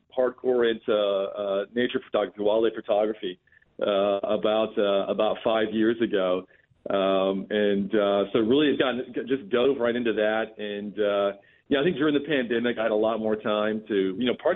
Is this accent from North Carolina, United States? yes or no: yes; North Carolina, United States; also born or lived in Charleston, South Carolina / Myrtle Beach, South Carolina; I grew up in the Carolinas, in North Carolina